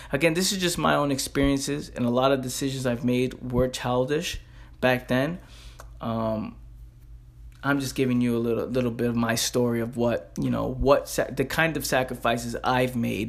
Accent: New York City, New York, United States; I'm a kid from the Bronx

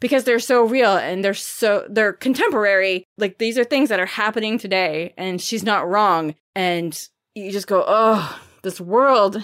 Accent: Maine, United States; I'm from Maine

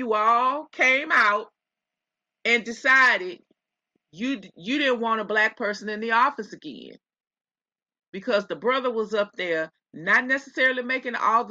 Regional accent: Texas, United States; I'm from Texas

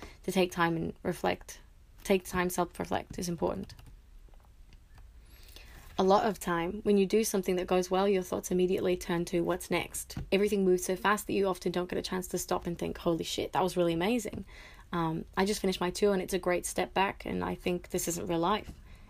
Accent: New York, United States; which is why I'm grateful I grew up in New York. I spend as much time in New York as possible.

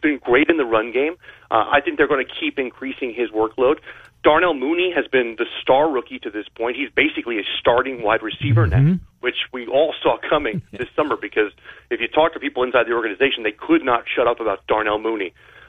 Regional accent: New Jersey, United States; I grew up in New Jersey

